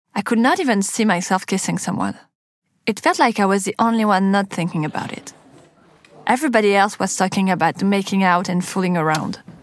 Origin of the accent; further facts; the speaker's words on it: Paris, Île-de-France, France; born or raised there; accent: French; English is a second language